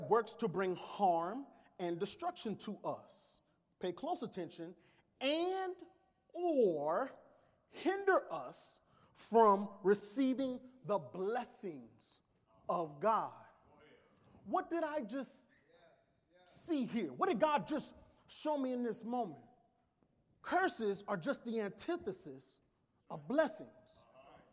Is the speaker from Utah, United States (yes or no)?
no; New Orleans, Louisiana, United States; I am from New Orleans.